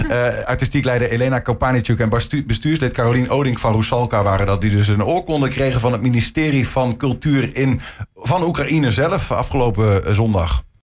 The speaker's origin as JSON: {"language": "Dutch", "country": "Netherlands", "said": "ik ben een, eh, een Nederlander"}